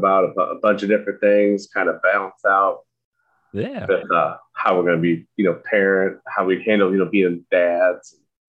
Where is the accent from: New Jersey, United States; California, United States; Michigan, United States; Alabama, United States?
Michigan, United States; now in Illinois, United States; currently living in Illinois. I grew up in Michigan.